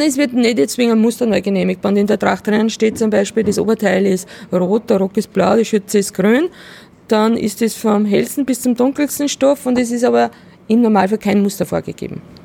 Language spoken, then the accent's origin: German; Salzkammergut, Upper Austria, Austria; ich komme selber aus dem Salzkammergut